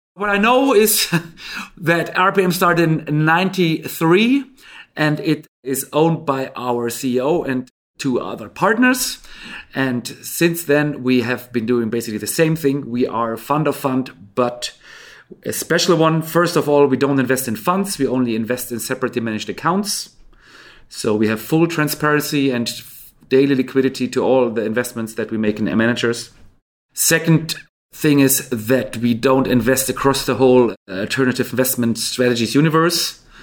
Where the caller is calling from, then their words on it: Stockholm, Stockholm County, Sweden; I'm calling in from Stockholm, Sweden